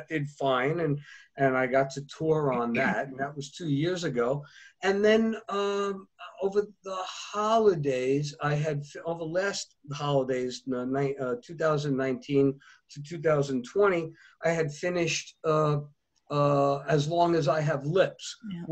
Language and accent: English; United States